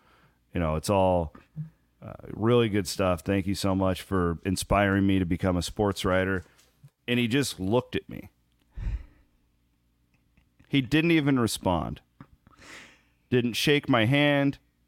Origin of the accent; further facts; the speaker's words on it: Iowa, United States; He's just a columnist that I grew up reading in Southern Iowa. We get the KC Star a lot. We get a lot of Kansas City stuff.